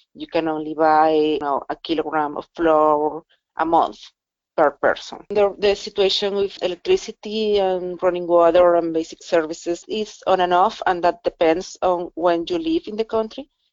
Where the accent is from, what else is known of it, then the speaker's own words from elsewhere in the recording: Venezuela; moved away as an adult; I spent my whole life in Venezuela up until January of this year.